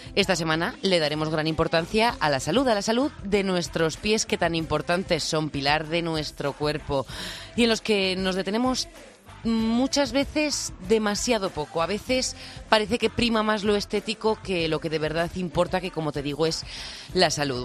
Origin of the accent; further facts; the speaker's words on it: La Rioja, Spain; como buena riojana